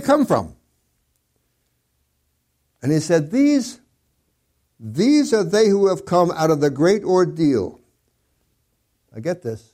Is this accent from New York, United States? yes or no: yes; New York City, New York, United States; I grew up in Brooklyn, in New York, in the 40s